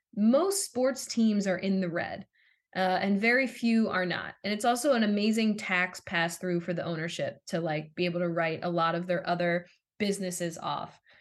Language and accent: English; Philadelphia, Pennsylvania, United States; I grew up in the Philadelphia area